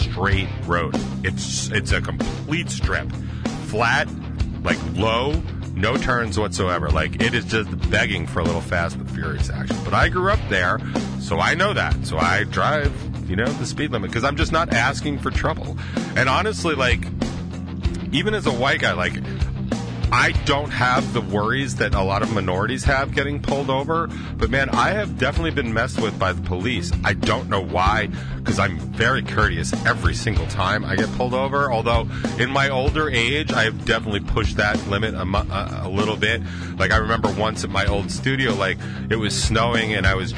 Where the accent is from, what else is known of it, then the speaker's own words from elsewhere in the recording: Northport, New York, United States; I grew up in Northport